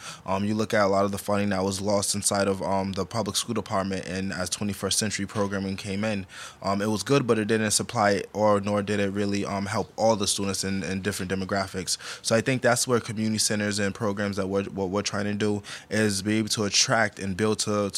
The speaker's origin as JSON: {"language": "English", "town": "Providence", "region": "Rhode Island", "country": "United States", "tie": "born or raised there"}